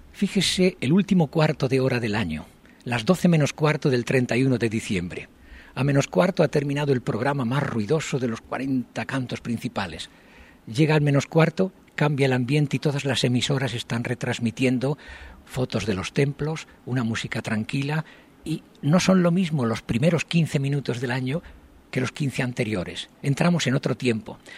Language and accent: Spanish; Spain; moved away as an adult; now in Japan; yo soy español, los españoles tenemos el defecto de hablar muy deprisa